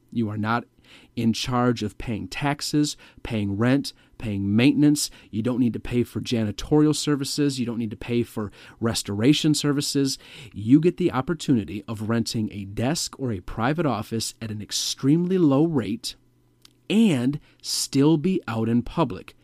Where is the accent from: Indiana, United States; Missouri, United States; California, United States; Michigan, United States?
Michigan, United States; Metro Detroit; my home state of Michigan, more specifically the Metro Detroit area